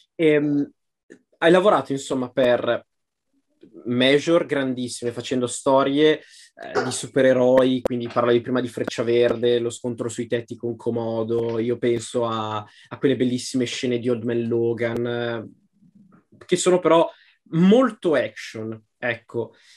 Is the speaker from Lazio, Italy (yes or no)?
no; Pavia countryside, Lombardy, Italy; mie parti, la campagna pavese